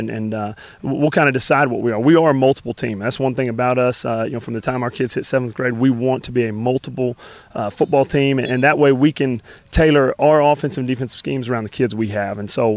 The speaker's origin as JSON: {"language": "English", "town": "Wimberley", "region": "Texas", "country": "United States", "tie": "born or raised there", "lives_now": "Gatesville, United States", "said": "growing up in Wimberley, right next to Driftwood"}